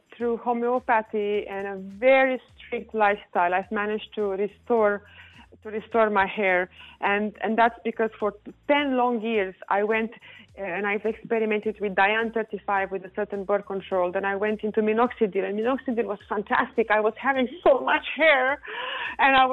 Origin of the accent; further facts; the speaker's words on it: Romania; moved away; I'm from Romania